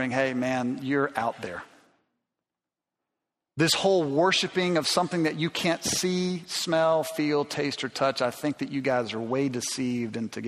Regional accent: Alabama, United States; I grew up in Alabama

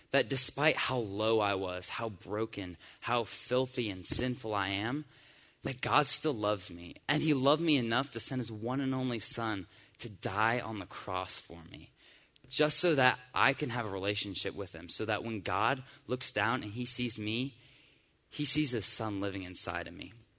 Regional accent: Decatur, Georgia, United States; also born or lived in Johns Creek, Georgia; I grew up in Decatur, Georgia, which is about half an hour away from here

